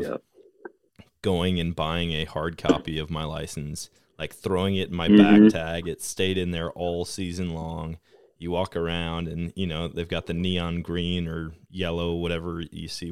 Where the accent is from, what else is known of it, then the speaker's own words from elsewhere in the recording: Wisconsin, United States; moved away; growing up in Wisconsin